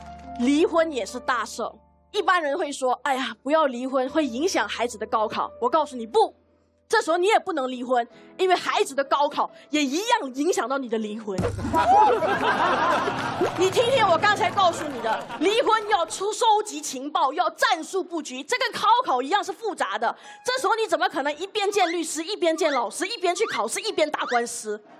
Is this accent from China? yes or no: no; Malaysia; 我是一个马来西亚人，我甚至没有参与过高考